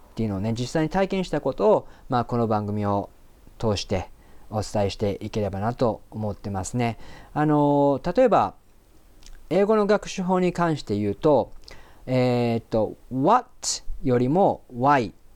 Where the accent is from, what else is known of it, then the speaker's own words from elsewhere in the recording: Japan; first language Japanese; もともと日本に普通に生まれ育って全く英語ができなかったんですね。